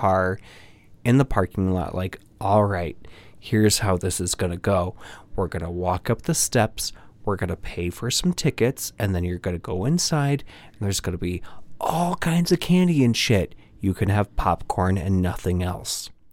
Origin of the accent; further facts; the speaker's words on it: Nebraska, United States; moved away as an adult; now in Chicago, United States; I am a transplant from Nebraska